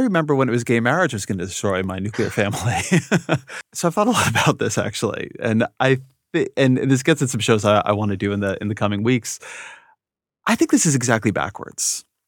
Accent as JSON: {"language": "English", "region": "California", "country": "United States", "tie": "born or raised there", "also_born_or_lived": "Washington, D.C. / Bay Area", "moved": "as an adult", "said": "I grew up in California, and then I lived in D C for a long time, and then came back to the, the Bay Area for, for four or five years"}